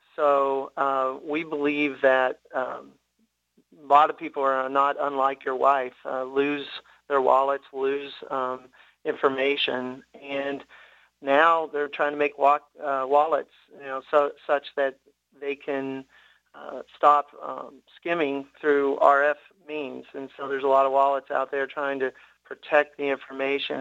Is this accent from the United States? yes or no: yes; Tennessee, United States; born and raised in Tennessee